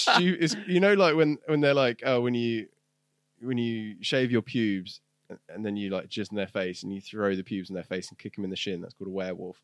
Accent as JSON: {"language": "English", "country": "United Kingdom"}